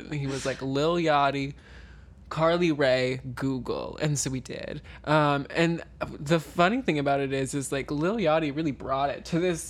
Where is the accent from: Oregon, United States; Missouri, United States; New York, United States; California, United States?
Missouri, United States; My family's from Missouri. I'm from Missouri.